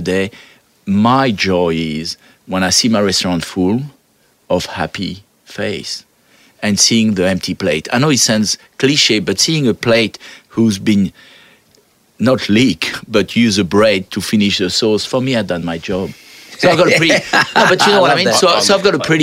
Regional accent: France; now in Australia; I come from France

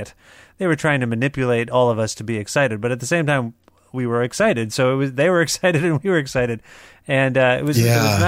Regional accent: Canada; also born or lived in southwestern Ontario; as a Canadian

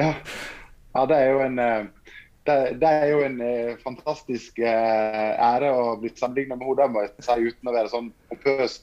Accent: Norway; der jeg kommer fra, Fortuna, med 200 innbyggere.

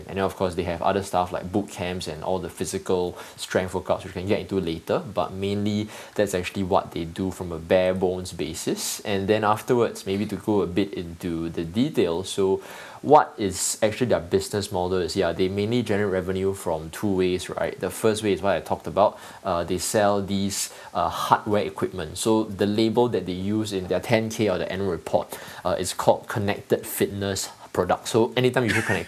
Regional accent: Singapore; I'm from Singapore.

